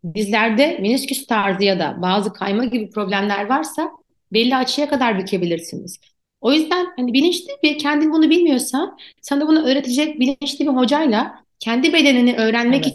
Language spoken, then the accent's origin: Turkish; Turkey; also born or lived in Ankara; bizim Türkiye'de özellikle spor yapan çocuklar, ben de aynı şekilde büyüdüm.